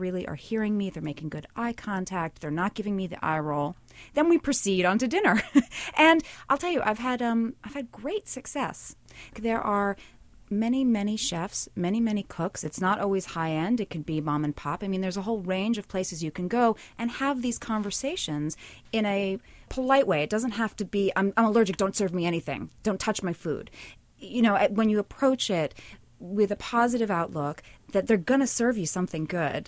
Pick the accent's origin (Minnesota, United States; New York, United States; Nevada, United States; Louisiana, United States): New York, United States; New York City; I'm from New York City.